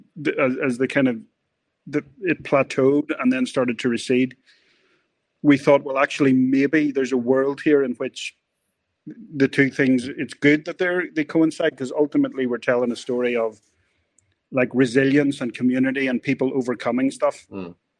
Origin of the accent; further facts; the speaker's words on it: Northern Ireland, United Kingdom; we grew up in Northern Ireland